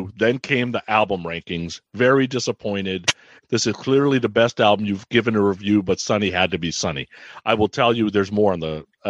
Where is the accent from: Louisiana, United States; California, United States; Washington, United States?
California, United States; I grew up in the Bay Area, went to high school in the Bay Area, lived in the Bay Area most of my life.